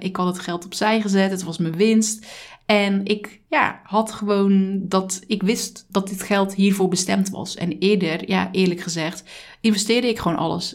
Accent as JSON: {"language": "Dutch", "region": "Zeelandic Flanders", "country": "Netherlands", "said": "Ik kom uit Zeeland, uit Zeeuws-Vlaanderen"}